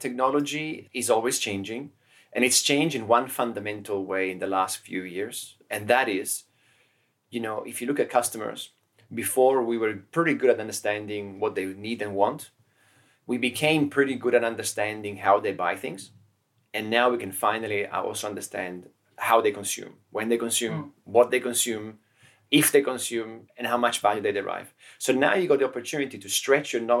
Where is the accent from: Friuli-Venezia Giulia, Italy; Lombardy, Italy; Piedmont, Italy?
Piedmont, Italy; Turin; also born or lived in Cuneo; now in Barcelona, Spain; Cuneo is where I was born. Torino is where I grew up in Italy